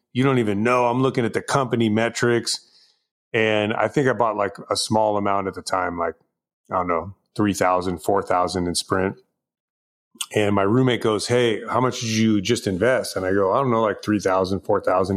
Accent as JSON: {"language": "English", "area": "Bay Area", "region": "California", "country": "United States", "tie": "born or raised there", "moved": "yes", "lives_now": "Los Angeles, United States", "said": "I was born and raised in the Bay Area. Um, I live in Los Angeles area now"}